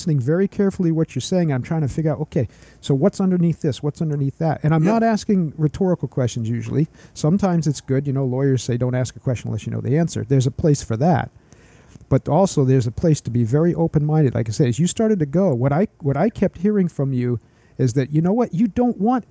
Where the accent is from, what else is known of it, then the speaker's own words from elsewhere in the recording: Maine, United States; accent: Maine; my main accent